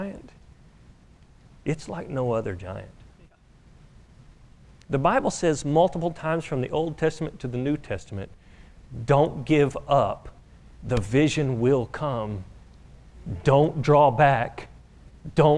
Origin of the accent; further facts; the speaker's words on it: Oklahoma, United States; I am from Oklahoma